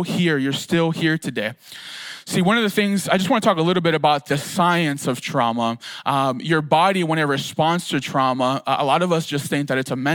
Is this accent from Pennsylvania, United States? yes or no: yes; Philadelphia, Pennsylvania, United States; living in Philadelphia, I grew up in Kensington, which is like trauma 101